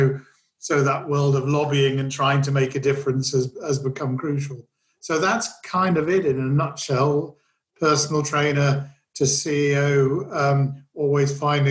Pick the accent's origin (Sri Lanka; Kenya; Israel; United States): Kenya; moved away as an adult; now in United Kingdom; I was born and raised in Kenya